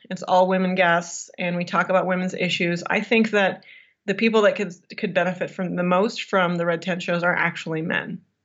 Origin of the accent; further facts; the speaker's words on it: Michigan, United States; now in Colorado, United States; Michigan. That's where I'm from originally, but I've been in Colorado for so long now that I call it home